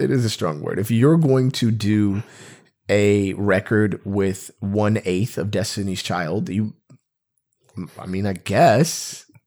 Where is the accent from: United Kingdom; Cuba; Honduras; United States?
United States; we're American